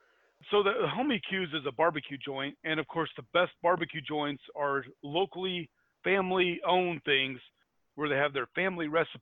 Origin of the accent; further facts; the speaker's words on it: Indiana, United States; I'm from Indiana